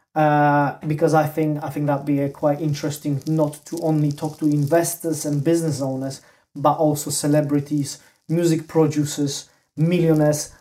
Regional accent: Poland; moved away; I'm originally from Poland

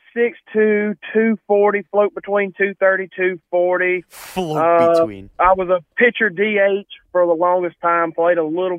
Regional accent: Oxford, Mississippi, United States; I live in Oxford, Mississippi, the home of, unfortunately, the Ole Miss Rebels. I live about 7 minutes from their campus. I've lived here all my life. I'm 28 years old.

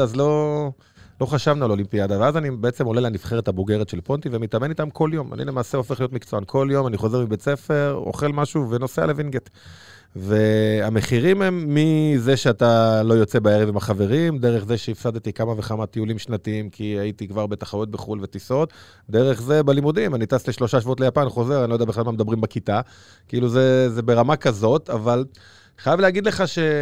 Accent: Bnei Brak, Tel Aviv District, Israel; גדלתי בפרדס כץ

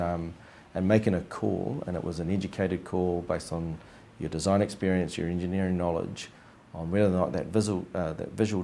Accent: Wellington, New Zealand; moved away as an adult; now in Christchurch, New Zealand; Growing up in Wellington in the 80s, there was lots of holes in the ground

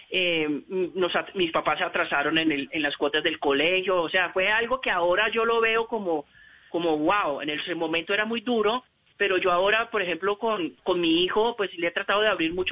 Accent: Venezuela; now in Colombia; nosotros llegamos a, de Venezuela a Cúcuta justamente cuando es la devaluación del Bolívar. Eso fue en el año año 82-83, correcto.

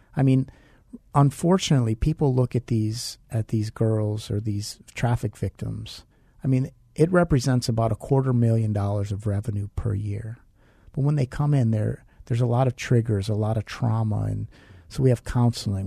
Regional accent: United States; also born or lived in Milwaukee, Wisconsin; now in Phoenix, United States; she moved out to where we lived in Pennsylvania, West Virginia, Ohio. Small town, we were poor

